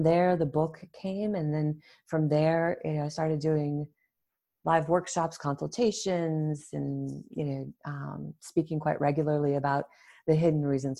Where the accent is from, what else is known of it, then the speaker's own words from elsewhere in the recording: New England, United States; moved away as an adult; also born or lived in Toronto, Canada; I grew up in New England in the US and I thought of myself as somewhat adventurous. So I wanted to get out of the small state